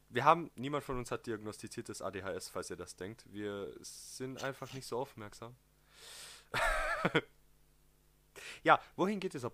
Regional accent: southern Austria, Austria; Vielleicht kommt manchmal ein Dialekt durch oder ein Akzent, je nachdem. Ähm, wir kommen aus dem Süden von Österreich.

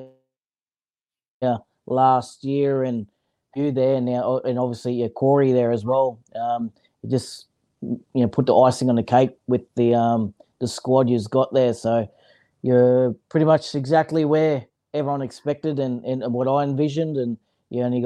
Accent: Brisbane, Queensland, Australia; moved away as an adult; also born or lived in Mackay / Sydney; I was originally, from Brisbane. I was a city boy

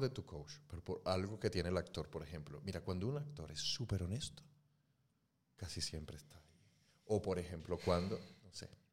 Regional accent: Mexico; moved away as an adult; now in Spain; vengo de México

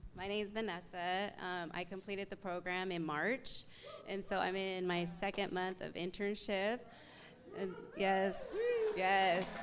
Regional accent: Tacoma, Washington, United States; I'm here from Tacoma, Washington, born and raised.

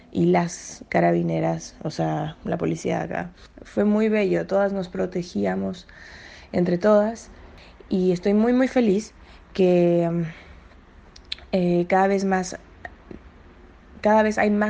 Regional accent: Chile; tengo 25 años, eh, soy de Chile.

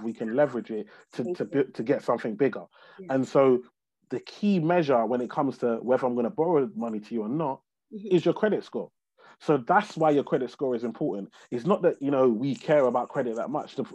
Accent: London, United Kingdom; I grew up in a place called Tower Hamlets in East London, on a council estate, to Nigerian immigrant parents

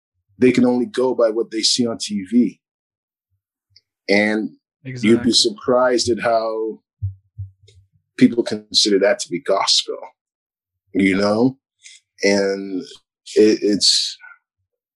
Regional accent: New York City, New York, United States; oh, from Brooklyn.

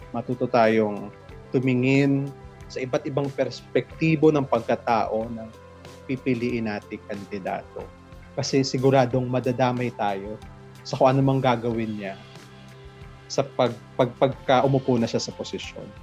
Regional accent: Philippines; meron tayong pananagutan doon bilang isang Pilipino

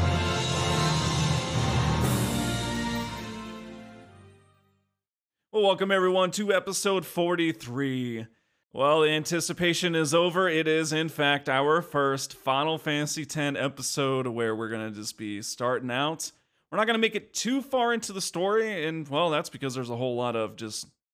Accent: California, United States; we grew up in California

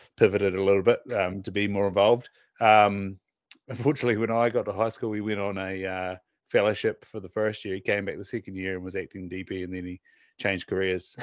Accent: Southland, New Zealand; now in North Island, New Zealand; we we're from Southland

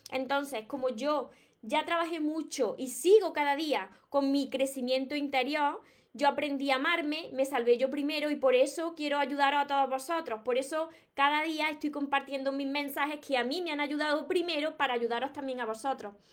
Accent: Córdoba, Andalusia, Spain; Soy de Córdoba, España

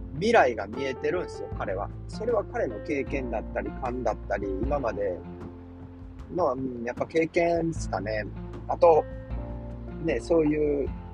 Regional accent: Kansai, Japan; moved away as an adult; also born or lived in Yokohama; now in New York, United States; 僕関西人なんですね。

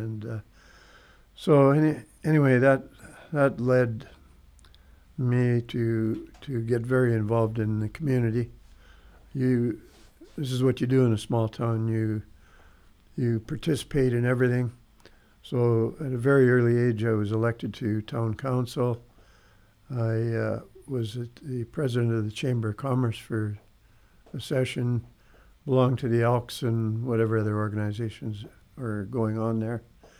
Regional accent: Frenchman Butte, Saskatchewan, Canada; also born or lived in Paradise Hill, Saskatchewan / St. Walburg, Saskatchewan; I was born in Paradise Hill, but in my younger years, we actually lived in Frenchman Butte. And when I was about, 13 years old, my dad got transferred by Imperial Oil down to Paradise Hill, which was only 11 miles

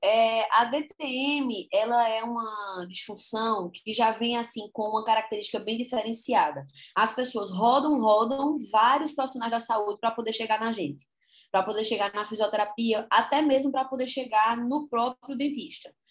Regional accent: Caruaru, Pernambuco, Brazil; como boa caruaruense que sou, natural de Caruaru

